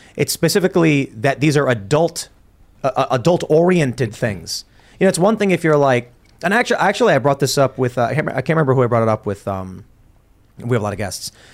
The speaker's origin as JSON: {"language": "English", "town": "Chicago", "region": "Illinois", "country": "United States", "tie": "born or raised there", "said": "I grew up in Chicago very liberal"}